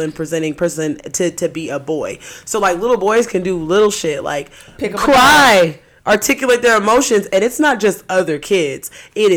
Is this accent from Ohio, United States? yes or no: yes; Dayton, Ohio, United States; when I grew up in Dayton